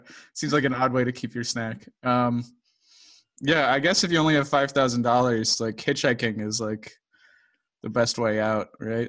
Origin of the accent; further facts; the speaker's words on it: Dayton, Ohio, United States; who's also from Dayton.